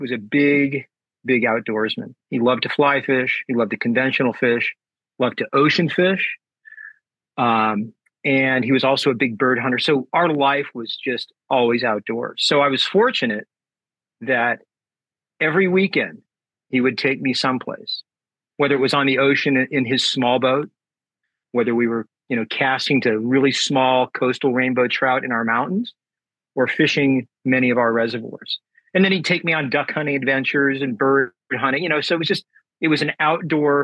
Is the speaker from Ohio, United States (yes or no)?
no; San Diego, California, United States; I was born in San Diego, California, and raised here, and I currently still live here.